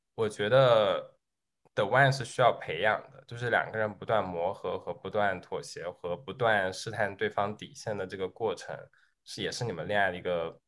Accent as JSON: {"language": "Chinese", "country": "China", "moved": "yes", "lives_now": "United States", "said": "大家好，"}